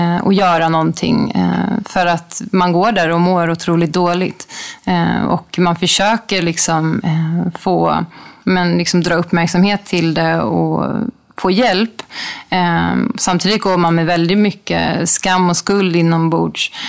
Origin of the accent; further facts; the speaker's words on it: Sweden; also born or lived in Bangkok, Thailand; hemma i Sverige